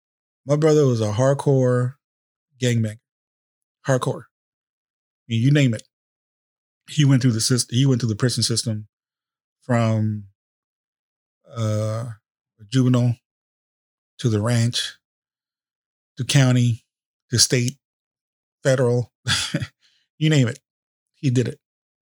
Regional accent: San Jose, California, United States; we grew up in East San Jose, went to high school, San Jose High School, all this bullshit.

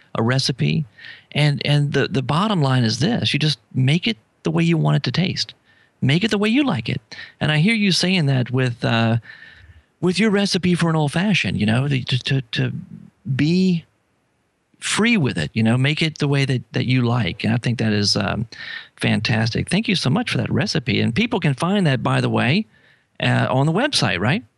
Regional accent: New Orleans, Louisiana, United States; I'm from New Orleans

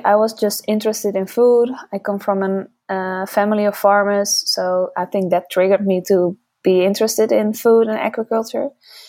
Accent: Utrecht, Netherlands; I started doing that in Utrecht, which is my hometown.

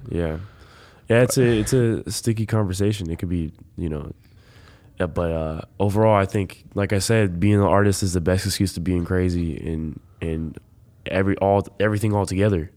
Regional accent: Los Angeles, California, United States; moved away; I grew up in Los Angeles.

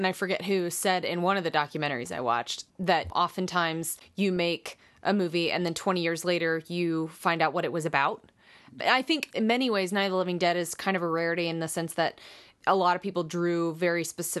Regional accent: Pittsburgh, Pennsylvania, United States; I got a call to come back and audition for a film in my hometown of Pittsburgh.

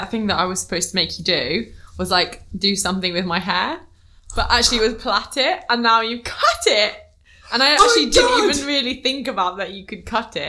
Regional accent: Mississippi, United States; born there; I was born in Mississippi. I had a mama and a daddy.

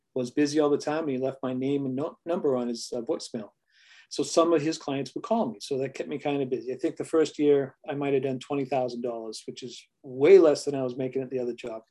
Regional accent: New England, United States; we are from New England. They talk a little rough out here

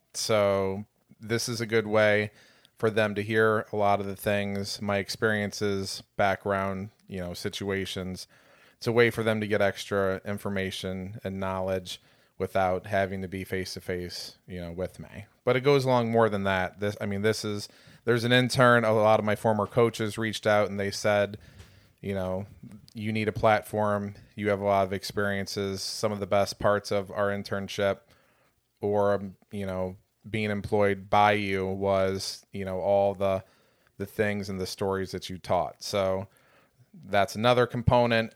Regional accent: Chesterton, Indiana, United States; moved away; also born or lived in Michigan City, Indiana; I am an Indiana transplant originally. I'm from Michigan City, actually Chesterton, Indiana.

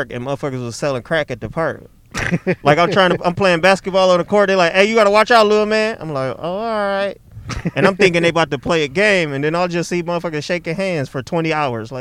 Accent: Ypsilanti, Michigan, United States; also born or lived in Detroit, Michigan / Ann Arbor, Michigan / Southfield, Michigan; I grew up in Ipsy and in Detroit

